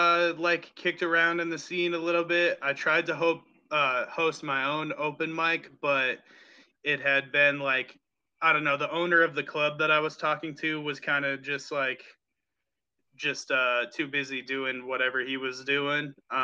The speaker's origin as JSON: {"language": "English", "region": "New England", "country": "United States", "said": "even though I come from New England, I want to kind of like see all the different places"}